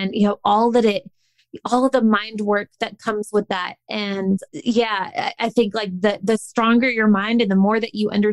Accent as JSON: {"language": "English", "region": "the South", "country": "United States", "tie": "born or raised there", "said": "I grew up in the South"}